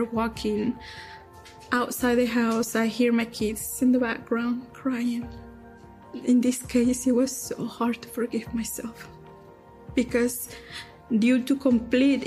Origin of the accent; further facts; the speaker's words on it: Durango, Mexico; moved away as an adult; now in United States; I am from Durango, Mexico. I came to this country in 2005